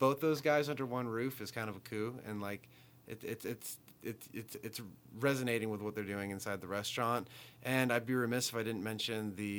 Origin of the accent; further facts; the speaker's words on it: United States; As an American, I love donuts.